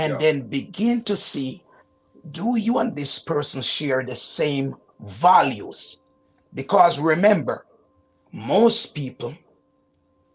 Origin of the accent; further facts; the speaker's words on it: Jamaica; moved away as an adult; now in Canada; my childhood in Jamaica is very interesting